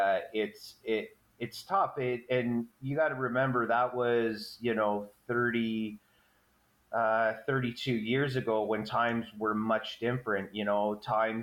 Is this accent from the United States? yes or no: no; Fonthill, Ontario, Canada; I'm from the Niagara region, a little town called Fawn Hill. I basically grew up there.